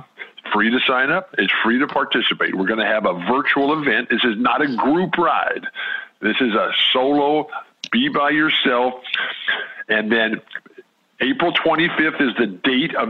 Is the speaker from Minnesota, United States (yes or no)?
no; San Diego, California, United States; staying at home in our home on the north edge of Balboa Park in San Diego, my hometown